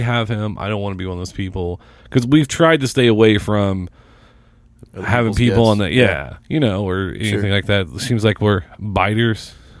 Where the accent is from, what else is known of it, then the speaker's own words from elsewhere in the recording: Seymour, Indiana, United States; now in Indianapolis, United States; I'm from Seymour.